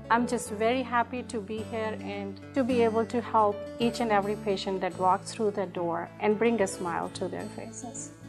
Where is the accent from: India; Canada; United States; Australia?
India; English is a second language; moved away as an adult; I grew up in India and then did residency in three different countries.